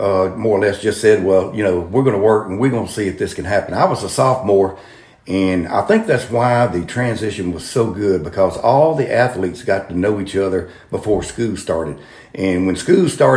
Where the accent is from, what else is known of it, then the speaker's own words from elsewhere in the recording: Natchitoches, Louisiana, United States; I grew up in Natchitoches